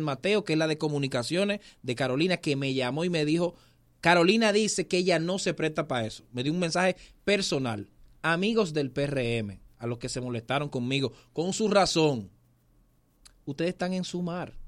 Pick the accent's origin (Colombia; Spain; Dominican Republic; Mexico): Dominican Republic; tenemos que seguir siendo dominicanos